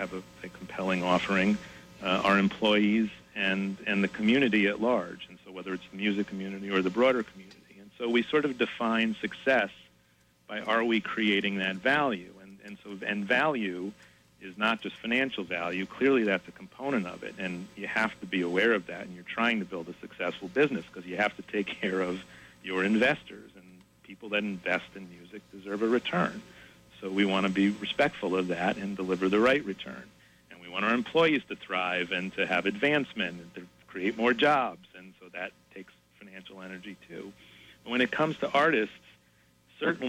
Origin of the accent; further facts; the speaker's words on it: Linden, New Jersey, United States; I grew up in Linden.